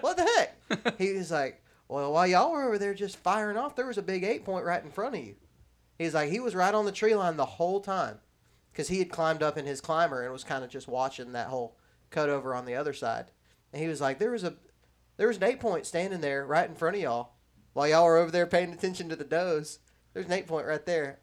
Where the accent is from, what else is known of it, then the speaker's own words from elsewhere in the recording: West Texas, United States; moved away; also born or lived in Alabama; I grew up there in Texas